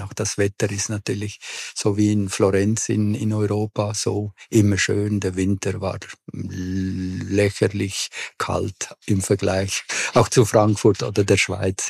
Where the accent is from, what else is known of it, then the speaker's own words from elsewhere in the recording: Córdoba, Argentina; also born or lived in Buenos Aires; now in Zurich, Switzerland; Also geboren bin ich in Buenos Aires, aber wirklich aufgewachsen bin ich in Cordoba.